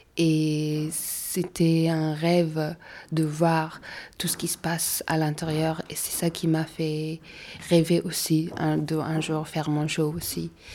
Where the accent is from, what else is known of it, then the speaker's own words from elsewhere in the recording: Mongolia; now in Paris, France; je viens de la Mongolie